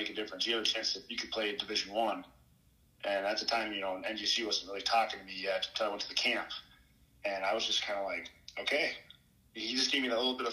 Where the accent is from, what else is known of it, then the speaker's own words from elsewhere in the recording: Alexandria, Minnesota, United States; Alexandria, Minnesota